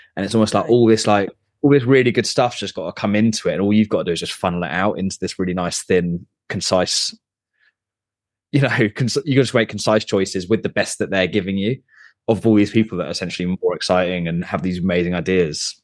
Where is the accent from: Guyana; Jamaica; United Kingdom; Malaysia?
United Kingdom; Surrey, South East England; I grew up in Surrey